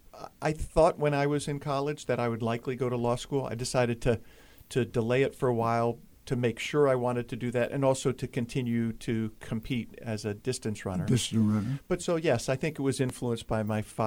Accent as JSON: {"language": "English", "town": "Charlottesville", "region": "Virginia", "country": "United States", "tie": "born or raised there", "said": "I was born and raised in Charlottesville, Virginia"}